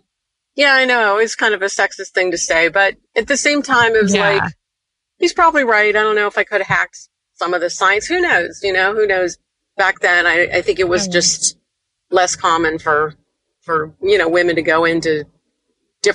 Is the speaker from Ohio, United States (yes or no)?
yes; Youngstown, Ohio, United States; moved away as an adult; also born or lived in Cincinnati, Ohio; I am from Youngstown, Ohio originally